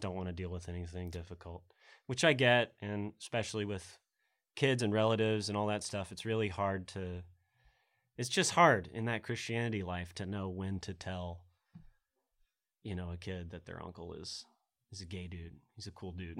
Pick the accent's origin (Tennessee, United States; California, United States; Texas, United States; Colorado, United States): Tennessee, United States; Middle; also born or lived in Oklahoma; I'm from Middle Tennessee